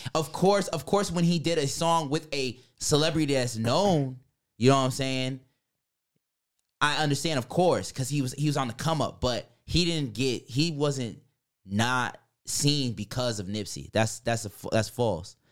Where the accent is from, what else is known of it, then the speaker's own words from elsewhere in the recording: New York, United States; moved away; I'm also from New York.